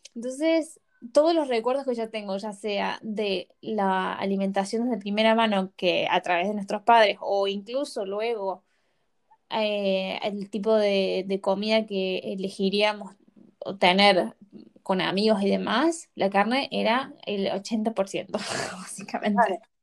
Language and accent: Spanish; Córdoba, Argentina; moved away as an adult; Nosotras hemos sido nacidas y criadas en Argentina, en la provincia de Córdoba